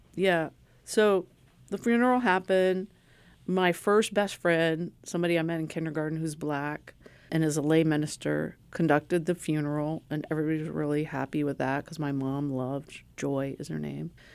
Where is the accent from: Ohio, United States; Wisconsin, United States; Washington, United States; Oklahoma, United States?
Ohio, United States; small Ohio town, United States; moved away; my hometown